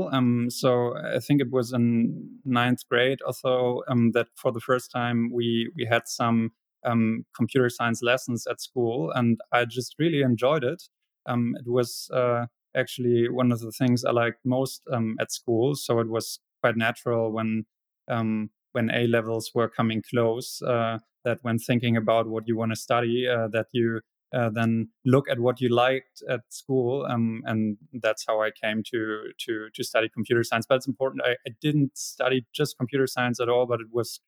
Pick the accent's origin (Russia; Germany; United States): Germany; Hamburg; I was born in Hamburg, spent half of my childhood and youth in Hamburg, and the other half in a smaller city very nearby.